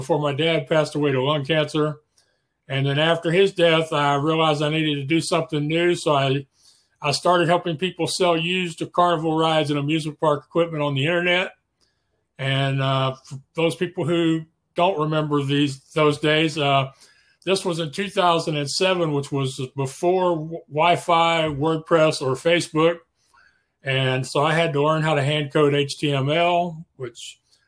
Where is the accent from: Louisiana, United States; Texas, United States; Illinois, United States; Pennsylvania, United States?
Texas, United States; Spring; I'm from Spring, Texas, which is the same general area. I've lived here most of my life. Went through elementary, junior high, and high school here